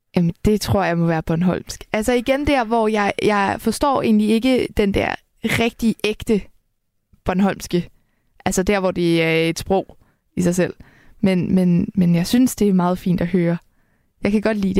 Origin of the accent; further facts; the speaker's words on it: Helsingør, Capital Region of Denmark, Denmark; Jeg er vokset op i Helsingør.